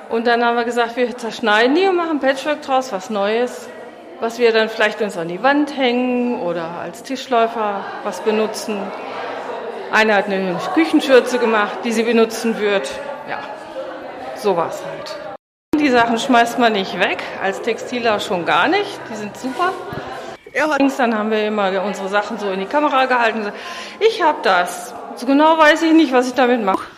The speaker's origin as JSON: {"language": "German", "town": "Gröbenzell", "region": "Bavaria", "country": "Germany", "said": "Ich komme aus Gröbenzell"}